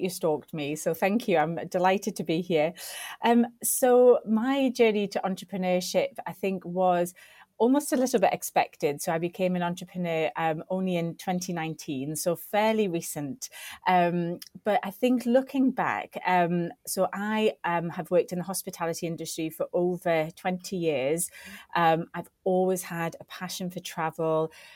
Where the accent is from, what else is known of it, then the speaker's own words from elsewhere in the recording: Newcastle upon Tyne, North East England, United Kingdom; moved away as an adult; also born or lived in Sheffield; I didn't necessarily want to go back to my hometown. I wanted to kind of, my wings had been opened as I left Newcastle to go to university at Sheffield Hallam.